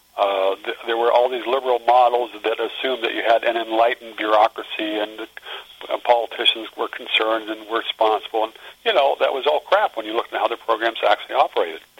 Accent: Front Royal, Virginia, United States; also born or lived in Iowa; I was raised in the mountains outside of a small town uh, that was formerly known as Helltown, um, and uh, it's now known as Front Royal

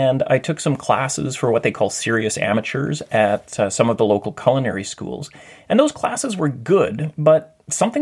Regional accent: Thunder Bay, Ontario, Canada; moved away as an adult; now in Vancouver, Canada; During high school, I'd worked in a commercial kitchen in a hotel called the Valhalla Inn in my hometown of Thunder Bay.

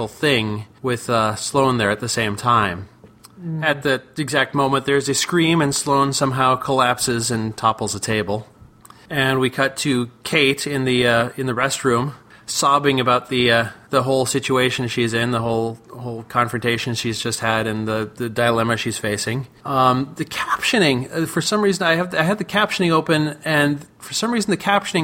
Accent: United States

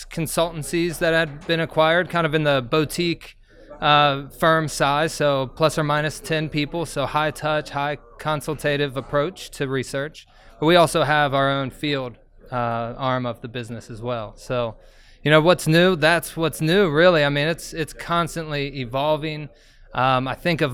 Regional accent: Cincinnati, Ohio, United States; I am from Cincinnati. I've been here, born and raised in Cincinnati

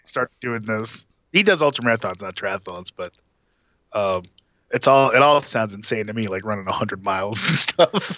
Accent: Atlanta, Georgia, United States; it's my hometown

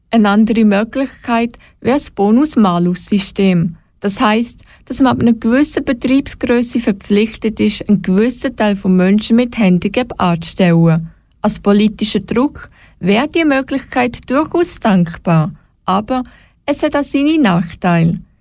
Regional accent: Switzerland; bei uns in der Schweiz

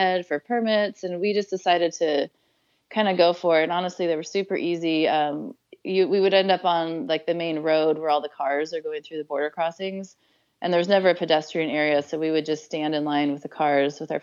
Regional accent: United States; it probably helps being American in a lot of these countries

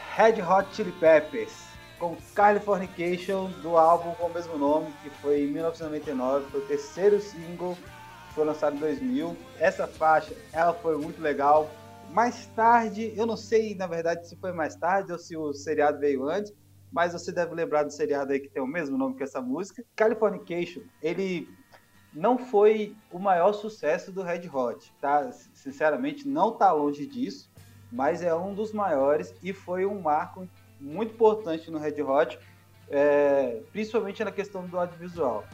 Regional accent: Minas Gerais, Brazil; sou mineiro, nascido e criado em Minas

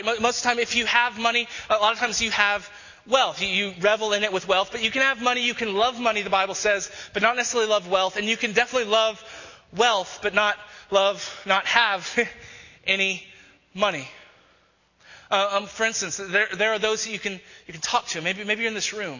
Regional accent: Texas, United States; now in Denver, United States; who I grew up with in Texas

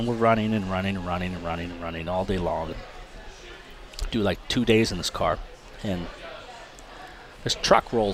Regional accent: Toronto, Ontario, Canada; it was my hometown race

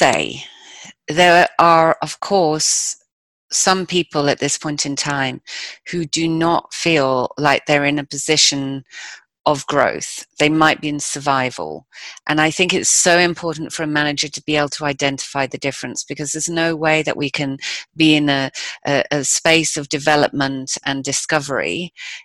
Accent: United Kingdom; I'm British

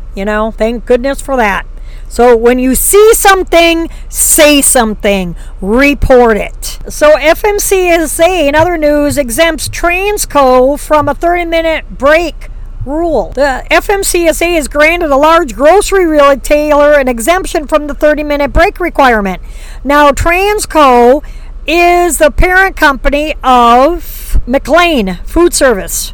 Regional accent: Wisconsin, United States; I grew up in Wisconsin

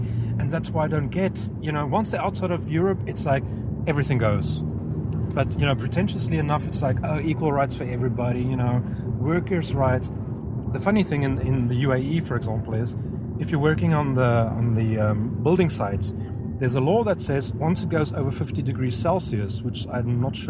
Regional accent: South Africa; moved away; I'm South African, well, I was South African.

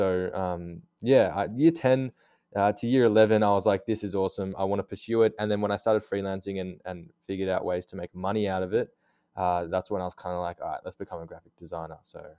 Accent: Australia; I'm based in Melbourne. I'm 21 years of age. And yeah, born and raised in Australia.

